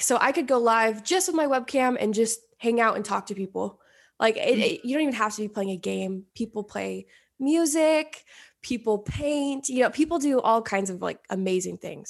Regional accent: Oregon, United States; moved away as an adult; now in Los Angeles, United States; I, I grew up in Oregon

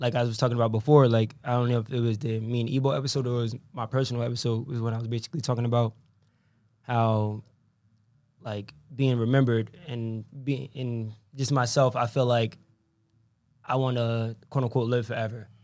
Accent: Norwich, Connecticut, United States; I was born in Norwich, but I'm I'm from Norwich. I don't claim anywhere else. I don't care because this is where I came up

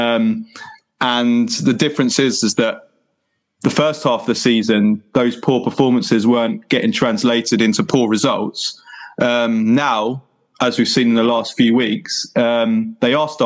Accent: England, United Kingdom; I have Italian parents. I was born in England and grew up in England, but both my parents are Italian

